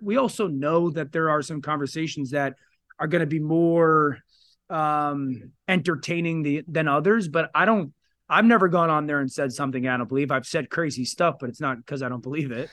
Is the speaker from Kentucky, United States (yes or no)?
no; Connecticut, United States; I live in Connecticut. I'm from Connecticut.